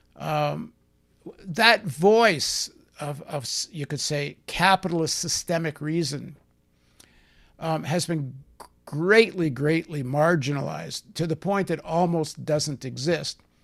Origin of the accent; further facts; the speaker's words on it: Canada; also born or lived in New York; I'm from the Canadian people